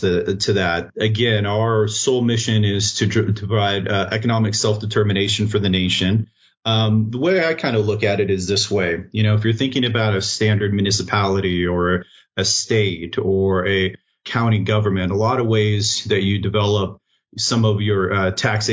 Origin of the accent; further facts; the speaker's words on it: Kodiak, Alaska, United States; moved away; I grew up, I was born up in Kodiak Island